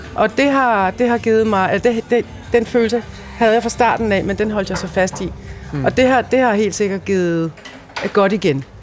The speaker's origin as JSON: {"language": "Danish", "country": "Denmark", "tie": "born or raised there", "said": "jeg bor i Danmark, jeg voksede op i Danmark, jeg er dansker"}